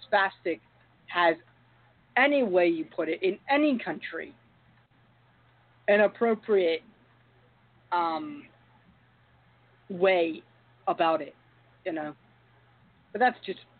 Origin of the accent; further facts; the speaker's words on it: London, United Kingdom; In my home country of London